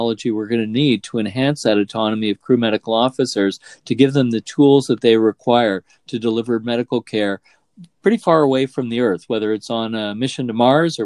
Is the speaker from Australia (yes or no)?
no; Canada; as a Canadian astronaut